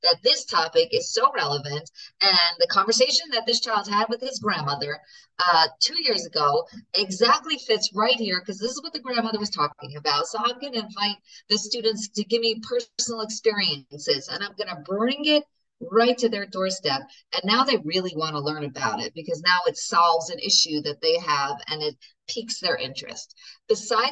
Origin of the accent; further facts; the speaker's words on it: United States; I'm such an American